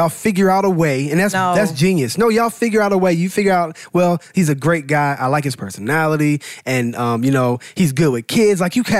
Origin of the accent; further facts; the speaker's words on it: Atlanta, Georgia, United States; also born or lived in Chillicothe, Ohio; I'm from Atlanta.